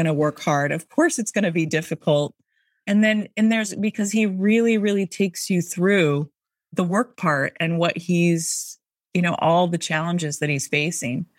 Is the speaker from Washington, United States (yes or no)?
yes; Seattle, Washington, United States; now in Boston, United States; I'm from Seattle